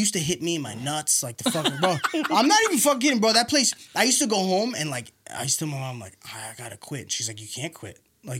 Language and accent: English; New York City, New York, United States; moved away; also born or lived in Nassau County, New York; I'm Nassau, first of all, I'm not from Seaford, all right? I'm from fucking Killer Queens, baby.